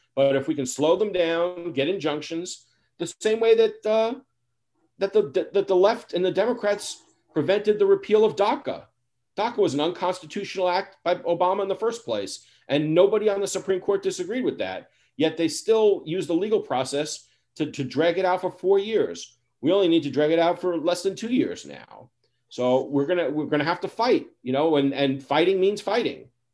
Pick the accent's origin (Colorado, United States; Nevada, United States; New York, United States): New York, United States; New York City; I'm a boy from the Bronx